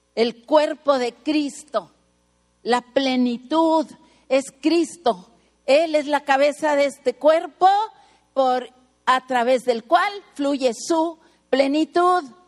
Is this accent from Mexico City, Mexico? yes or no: yes; Mexico City, Mexico; now in Tijuana, Mexico; Nací en el DF